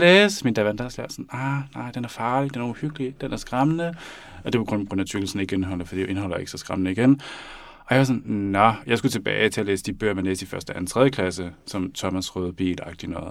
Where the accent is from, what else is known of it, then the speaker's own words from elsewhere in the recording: Denmark; jeg er født og opvokset i Danmark